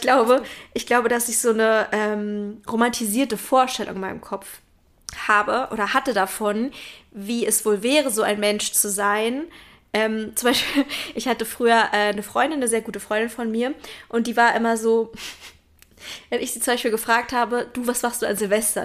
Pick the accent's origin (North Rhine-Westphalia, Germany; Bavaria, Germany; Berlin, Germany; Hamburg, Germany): Berlin, Germany; Ich bin ja in Berlin groß geworden